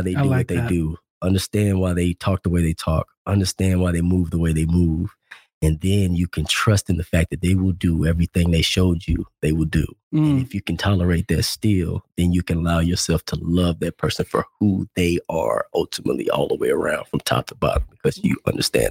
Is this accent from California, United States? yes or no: no; Arkansas, United States